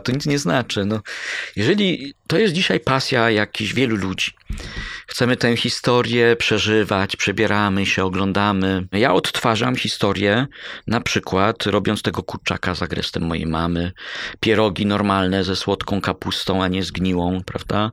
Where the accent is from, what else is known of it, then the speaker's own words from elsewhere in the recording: Bydgoszcz, Kuyavian-Pomeranian Voivodeship, Poland; also born or lived in Koronowo; Mieszkałem w Bydgoszczy, urodziłem się w Koronowie pod Bydgoszczą, ale z Bydgoszczy, można powiedzieć